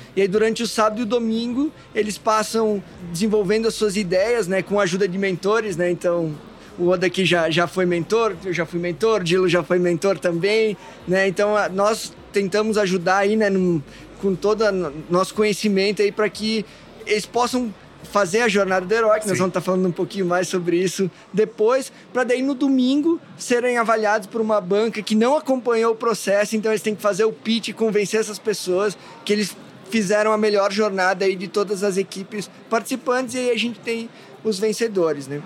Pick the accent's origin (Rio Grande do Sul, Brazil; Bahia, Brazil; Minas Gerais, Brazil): Rio Grande do Sul, Brazil; Taquari Valley; also born or lived in Porto Alegre; Eu venho da, da região do Vale Taquari e fui para Lajado